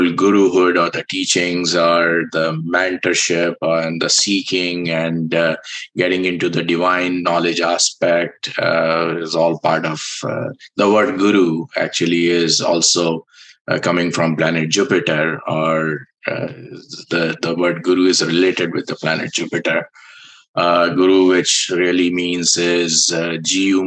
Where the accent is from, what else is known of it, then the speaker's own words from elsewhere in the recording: India; I was born in India